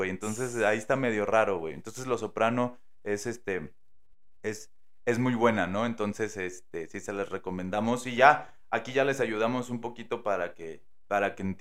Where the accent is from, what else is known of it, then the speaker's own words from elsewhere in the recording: Mexico; pues sí soy mexicano, pero no soy de acá. Y empiezo a yo fingir el acento, ¿no?